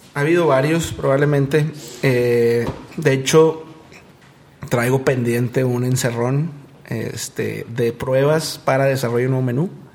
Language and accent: Spanish; Monterrey, Nuevo León, Mexico; somos un negocio regio de chavos